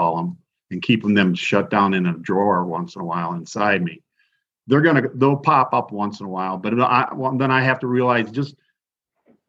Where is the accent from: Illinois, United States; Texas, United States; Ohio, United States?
Illinois, United States; Manhattan; I was from Manhattan